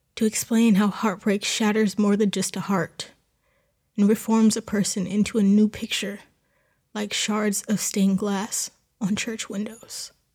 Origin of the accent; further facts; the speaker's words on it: New Jersey, United States; moved away as an adult; Growing up in Jersey meant that there were farms involved in almost everything we did